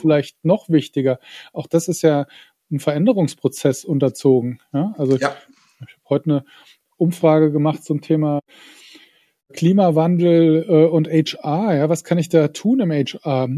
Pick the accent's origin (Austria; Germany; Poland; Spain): Germany; Saarland; ich als Saarländer